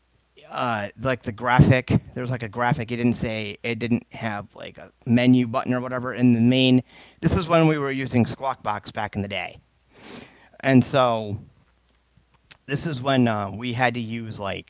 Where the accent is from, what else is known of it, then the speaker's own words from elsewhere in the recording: Michigan, United States; I'm from Michigan. I have been blind since birth. I live here in Michigan